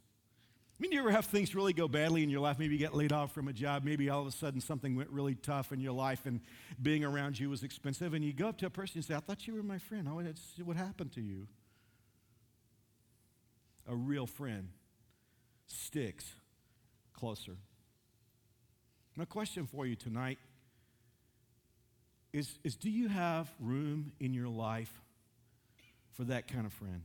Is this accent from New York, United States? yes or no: no; Dallas-Fort Worth area, Texas, United States; now in Wichita, United States; I'm from the Dallas-Fort Worth area.